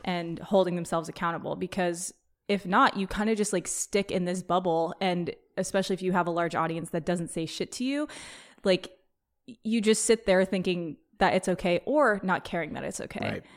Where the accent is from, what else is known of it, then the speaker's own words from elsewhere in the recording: Petaluma, California, United States; growing up in Petaluma, which is, like, kind of a bubble, back in the day in high school